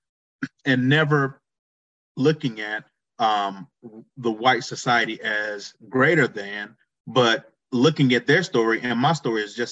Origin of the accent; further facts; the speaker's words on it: Sampson County, North Carolina, United States; growing up in North Carolina with connections to this soil that go all the way back to slavery